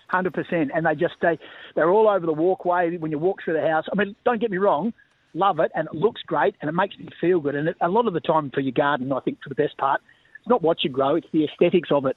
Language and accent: English; Bunbury, Western Australia, Australia; also born or lived in Melbourne; I was born in Bunbury in the south, so a couple of hours south of of, Perth